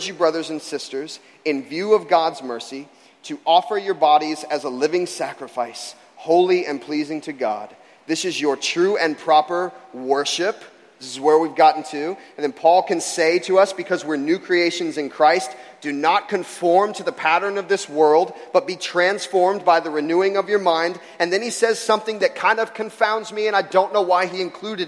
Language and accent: English; Florida, United States; moved away; I grew up in Florida